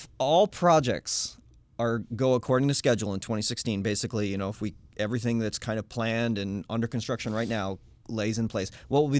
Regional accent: New Hampshire, United States; My home state.

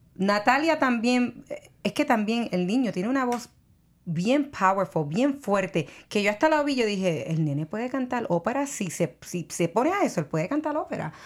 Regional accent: Puerto Rico; moved away; soy de Puerto Rico

